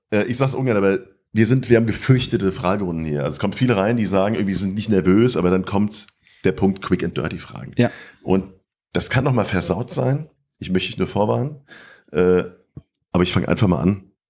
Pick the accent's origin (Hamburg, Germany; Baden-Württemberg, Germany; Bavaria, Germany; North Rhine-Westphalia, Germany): North Rhine-Westphalia, Germany; Bonn; born there; now in Mainz, Germany; Ich als gebürtiger Bonner in Mainz lebend finde an Wiesbaden besonders